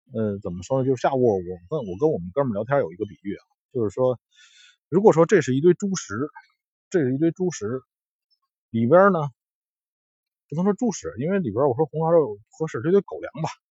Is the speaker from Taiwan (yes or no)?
no; China; 我们，中国人